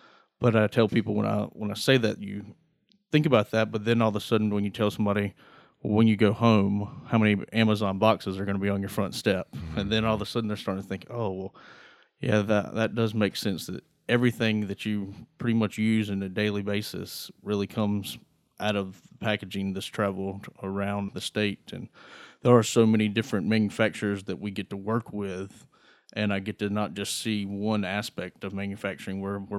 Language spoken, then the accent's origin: English; Greenville, North Carolina, United States; So like you said, I grew up in Greenville, North Carolina.